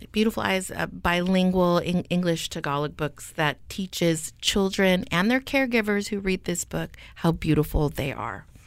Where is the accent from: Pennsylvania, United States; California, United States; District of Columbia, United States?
California, United States; Stockton; moved away as an adult; I was raised in Stockton